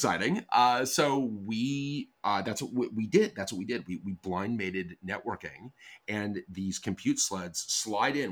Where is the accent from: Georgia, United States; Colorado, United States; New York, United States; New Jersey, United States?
Colorado, United States; moved away; I grew up in Colorado